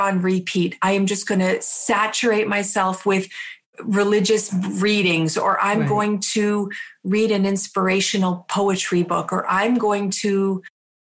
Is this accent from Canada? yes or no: yes; Canada; I'm from Canada